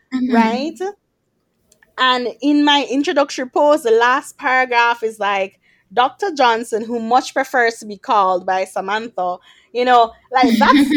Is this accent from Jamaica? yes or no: yes; Jamaica; I'm a Jamaican girl who happens to be a doctor and who happens to be a blogger.